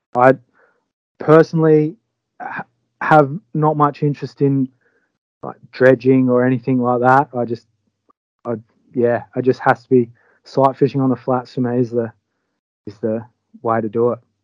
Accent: Albany, Western Australia, Australia; moved away as an adult; now in Exmouth, Australia; from Albany originally, down in the south of WA

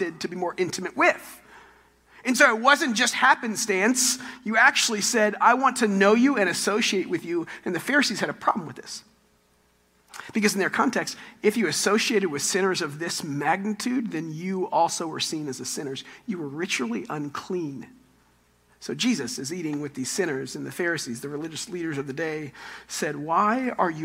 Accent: Texas, United States; I'm from Texas

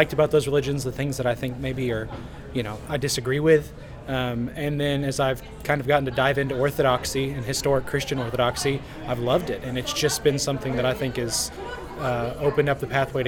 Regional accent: Central Texas, United States; now in Wilmore, United States; I'm from the Central Texas Conference

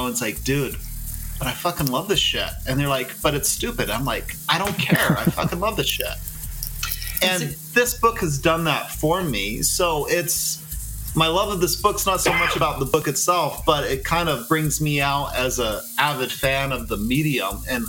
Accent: Texas, United States; moved away; Well, I'm a Texan that happens to live elsewhere.

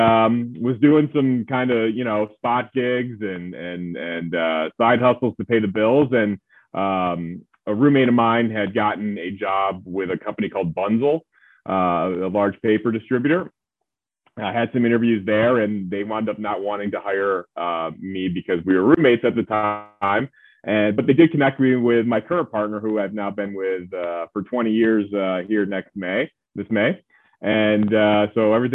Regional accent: Medina, New York, United States; moved away as an adult; also born or lived in North Carolina / West Virginia; now in New York City, United States; I grew up outside of Buffalo, New York, in a small town called Medina.

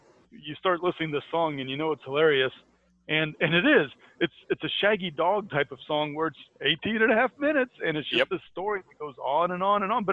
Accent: Midwest, United States; as a teenager growing up in the Midwest

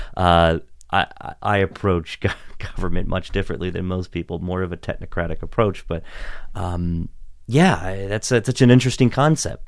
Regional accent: Washington County, Maryland, United States; now in Gaithersburg, United States; I grew up in Washington County

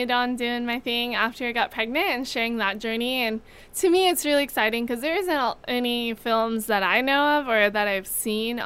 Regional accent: Hawaii, United States; I'm born and raised in Hawaii.

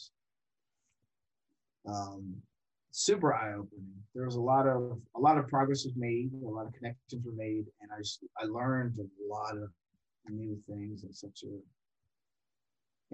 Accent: Watertown, Massachusetts, United States; I grew up in Watertown, Massachusetts

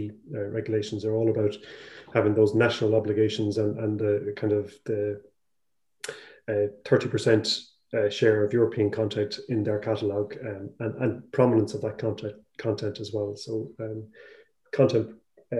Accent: Ireland

